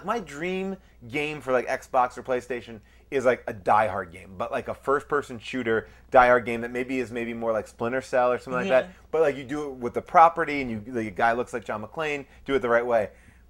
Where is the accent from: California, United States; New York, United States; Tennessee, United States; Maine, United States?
New York, United States; Long Island; I grew up in Long Island, New York.